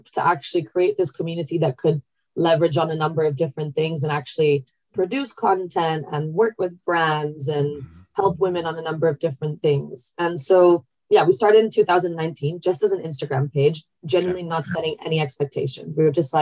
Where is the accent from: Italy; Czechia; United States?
Italy; now in London, United Kingdom; Growing up in Italy